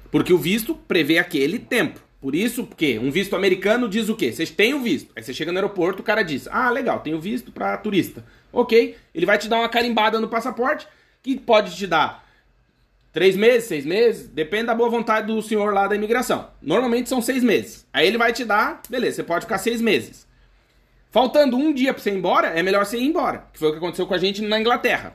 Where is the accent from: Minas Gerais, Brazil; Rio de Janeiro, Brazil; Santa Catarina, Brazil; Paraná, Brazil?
Santa Catarina, Brazil; moved away as an adult; now in Portugal; no meu país de origem, no caso do Brasil, mais próximo do meu estado, que é Santa Catarina